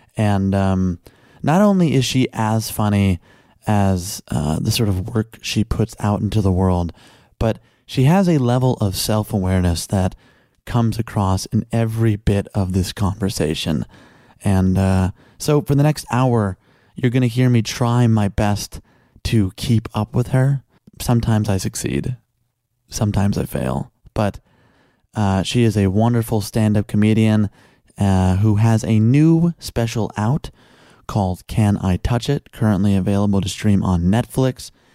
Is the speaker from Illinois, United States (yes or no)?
yes; Chicago, Illinois, United States; I was born and raised in Chicago